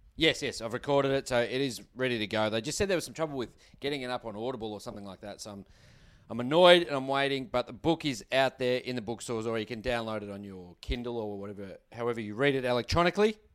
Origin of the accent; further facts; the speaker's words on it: Australia; We're Australian